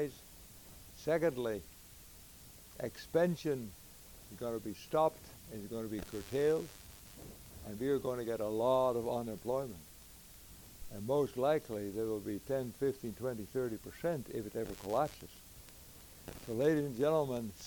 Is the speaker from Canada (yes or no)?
no; Netherlands; moved away; also born or lived in United States / Africa; I was born in the Netherlands